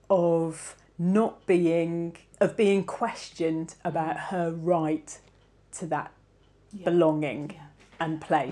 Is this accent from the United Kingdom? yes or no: yes; Cornwall, South West England, United Kingdom; growing up in Cornwall in a place where I feel that I'm physically of the land and it's within me.